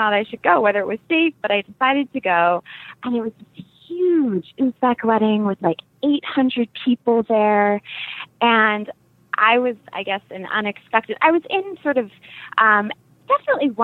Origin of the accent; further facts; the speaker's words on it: United States; as an American